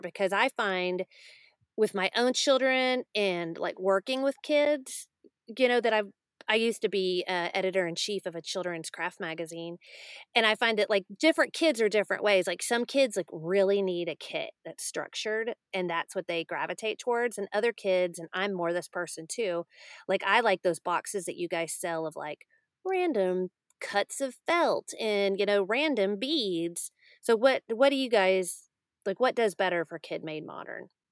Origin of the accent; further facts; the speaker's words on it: Texas, United States; I'm from Texas